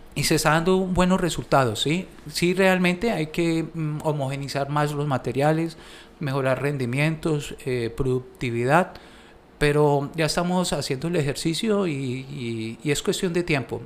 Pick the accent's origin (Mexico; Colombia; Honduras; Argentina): Colombia; para nosotros como colombianos